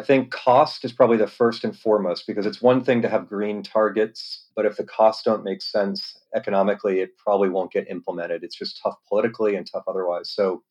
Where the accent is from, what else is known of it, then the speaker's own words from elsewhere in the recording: East Coast, United States; now in San Diego, United States; I grew up around mostly on the East Coast of the US, but internationally as well. Been out here about 15 years.